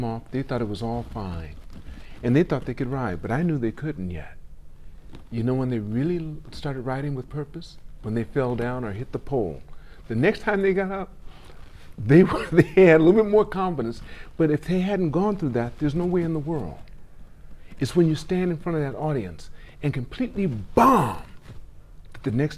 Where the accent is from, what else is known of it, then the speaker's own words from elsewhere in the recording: West Coast, United States; I'm from the West Coast as well